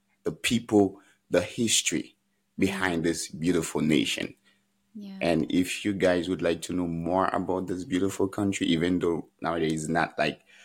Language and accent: English; Haiti; moved away as an adult; now in United States; when I was growing up in Haiti